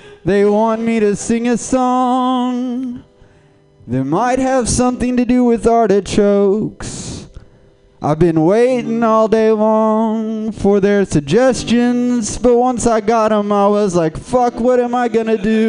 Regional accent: Texas, United States; moved away as an adult; now in California, United States; I'm from Texas

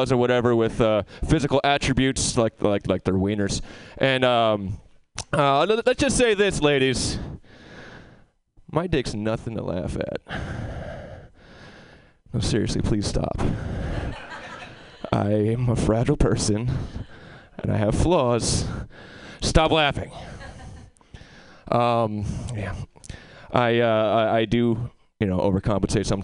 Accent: Albany, New York, United States; now in Albany, United States; I moved from this wonderful city back to my hometown in Albany

